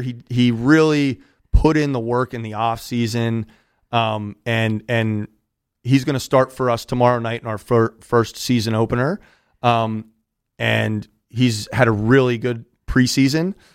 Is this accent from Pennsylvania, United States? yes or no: yes; Pittsburgh, Pennsylvania, United States; moved away as an adult; also born or lived in New York City / Westport, Connecticut / Reading; So I'm from Southwestern PA, from uh-huh. Pittsburgh